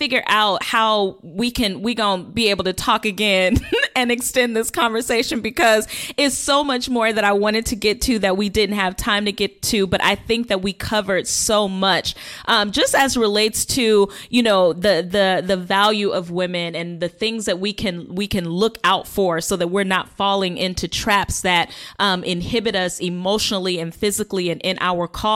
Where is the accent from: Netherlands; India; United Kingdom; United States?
United States; Las Vegas, Nevada; I'm born and raised from Vegas.